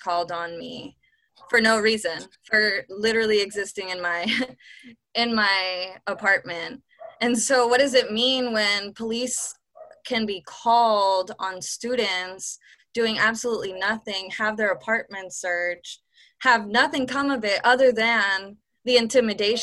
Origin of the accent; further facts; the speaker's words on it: Southern California, United States; also born or lived in Berkeley; I'm from Southern California